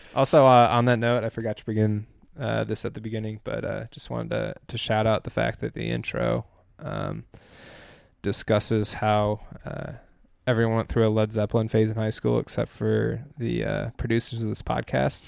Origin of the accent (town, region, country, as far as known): Dexter, Michigan, United States; born or raised there; also born or lived in Nebraska